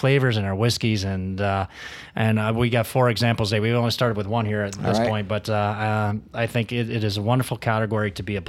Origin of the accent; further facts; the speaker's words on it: Canada; I think to tell that story as a Canadian is difficult because we're such a wide array of what we can do.